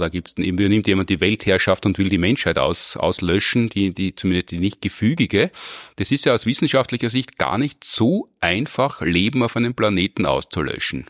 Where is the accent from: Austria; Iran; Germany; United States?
Austria; bei uns in Österreich